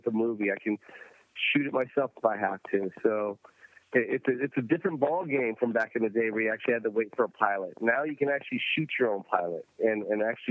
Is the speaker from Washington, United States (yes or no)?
yes; Tacoma, Washington, United States; I'm from Tacoma, Washington